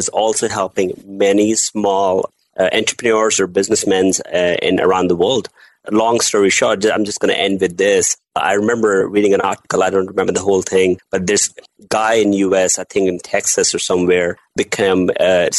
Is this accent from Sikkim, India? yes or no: no; Delhi, India; I'm born and raised in India, Delhi